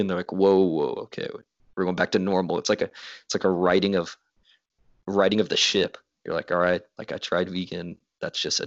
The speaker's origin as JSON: {"language": "English", "town": "Houston", "region": "Texas", "country": "United States", "said": "I'm from the opposite end of the state, from Houston"}